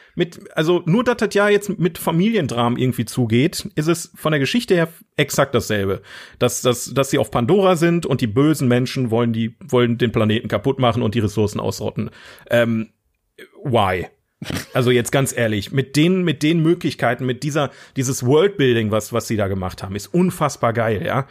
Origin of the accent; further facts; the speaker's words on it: Germany; ich bin Deutscher